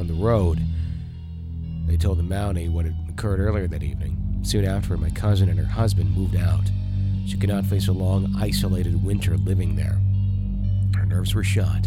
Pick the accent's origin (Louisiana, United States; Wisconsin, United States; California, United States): Wisconsin, United States; I grew up in Wisconsin.